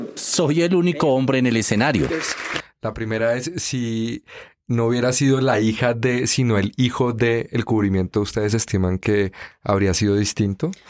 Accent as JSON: {"language": "Spanish", "country": "Colombia", "said": "aquí en Colombia lo tenemos normalizado"}